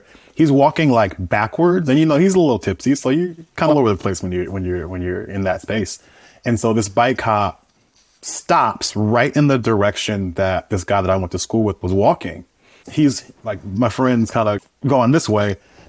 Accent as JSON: {"language": "English", "town": "Oakland", "region": "California", "country": "United States", "tie": "born or raised there", "said": "So I grew up in Oakland, California, East Oakland in the Bay Area, born and raised."}